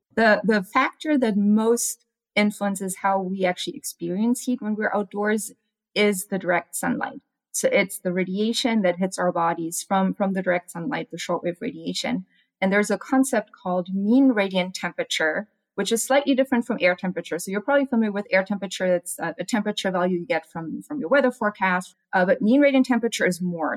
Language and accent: English; Germany; now in Arizona, United States; I'm from Germany